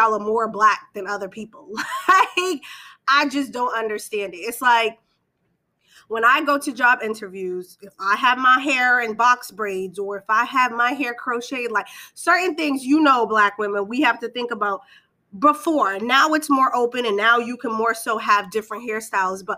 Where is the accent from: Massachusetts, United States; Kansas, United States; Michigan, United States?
Massachusetts, United States; Boston; born and raised in Boston, when I was about 10, I moved to a different city.